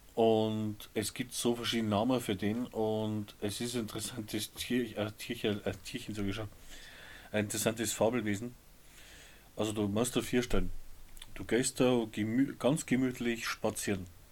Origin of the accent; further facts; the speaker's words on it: Upper Palatinate, Bavaria, Germany; bei uns in der Oberpfalz